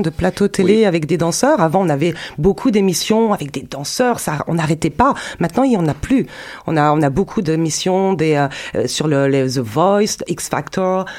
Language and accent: French; France; also born or lived in Zurich; chez nous, en France